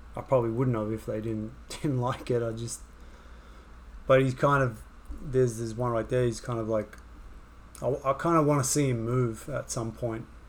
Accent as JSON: {"language": "English", "town": "Sydney", "region": "New South Wales", "country": "Australia", "tie": "born or raised there", "also_born_or_lived": "Wagga Wagga, Australia", "moved": "as an adult", "lives_now": "New York, United States", "said": "when I was growing up in Sydney"}